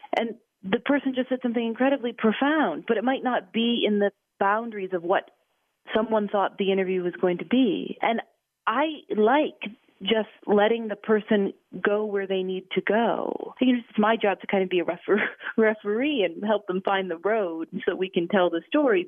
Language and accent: English; Chicago, Illinois, United States; moved away as an adult; also born or lived in Portland, Maine / Gulfport, Mississippi; I grew up in Chicago